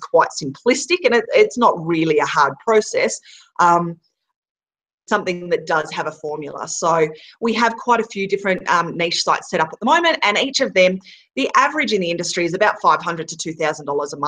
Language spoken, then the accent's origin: English; Australia; moved away; we're an Aussie family that's been traveling the world for 18 months